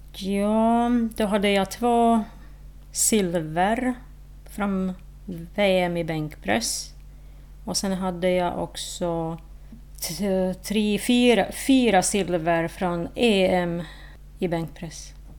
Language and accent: Swedish; Slovakia; Swedish is a second language; moved away as an adult; now in Åland, Finland; i Slovakien, i mitt hemland